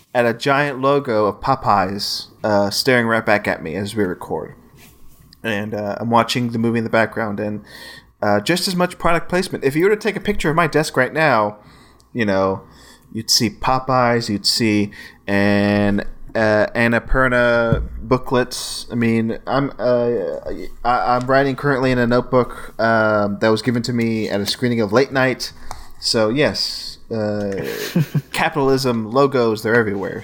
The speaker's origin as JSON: {"language": "English", "area": "Gulf Coast", "region": "Texas", "country": "United States", "tie": "born or raised there", "moved": "as an adult", "lives_now": "Austin, United States", "said": "my hometown and the Gulf Coast"}